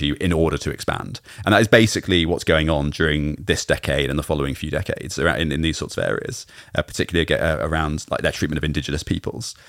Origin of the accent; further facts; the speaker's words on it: United Kingdom; as a Brit growing up